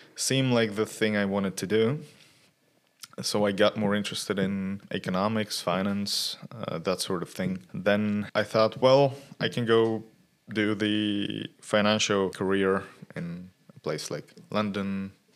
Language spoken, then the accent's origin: English; Sofia, Sofia City, Bulgaria; I was born in Sofia and I've lived here all of my life